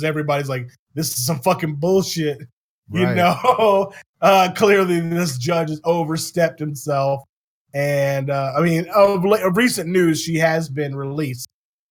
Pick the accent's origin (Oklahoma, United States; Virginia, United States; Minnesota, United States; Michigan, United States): Virginia, United States; moved away; my home state of Virginia